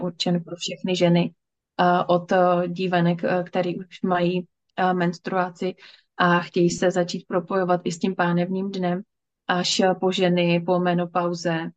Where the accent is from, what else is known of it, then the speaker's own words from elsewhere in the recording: Moravia, Czechia; já jsem z Moravy, takže je to oblast Zábřeh na Moravě